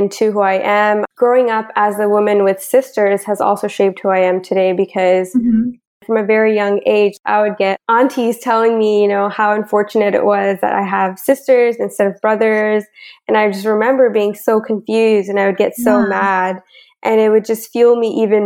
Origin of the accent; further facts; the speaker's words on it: Bakersfield, California, United States; moved away as an adult; also born or lived in Long Beach, California; now in Vancouver, Canada; I grew up in Bakersfield, California with my parents and three younger sisters